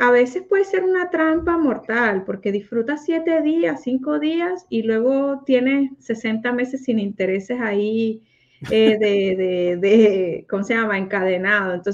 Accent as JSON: {"language": "Spanish", "country": "Mexico", "moved": "yes", "lives_now": "United States", "said": "Y yo me vine de México para Estados Unidos y ahora el concurso lo van a hacer en México."}